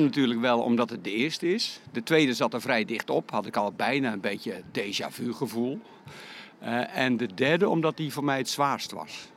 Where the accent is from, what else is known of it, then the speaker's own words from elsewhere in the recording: Ouderkerk aan den IJssel, South Holland, Netherlands; de omgeving waar ik vandaan kom is de Krimpende Waard